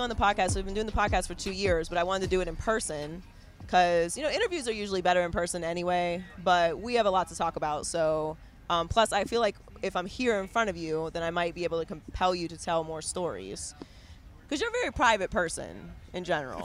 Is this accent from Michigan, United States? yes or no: no; Pittsburgh, Pennsylvania, United States; we're from Pittsburgh, Pennsylvania, um, and the house that I grew up